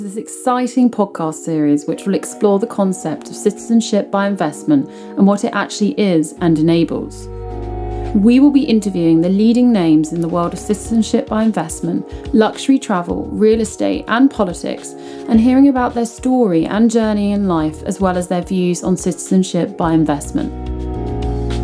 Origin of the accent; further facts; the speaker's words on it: United Kingdom; I'm British